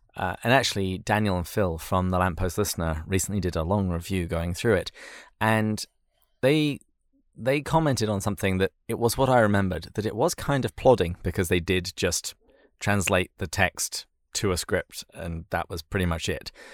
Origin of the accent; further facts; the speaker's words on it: England, United Kingdom; growing up in England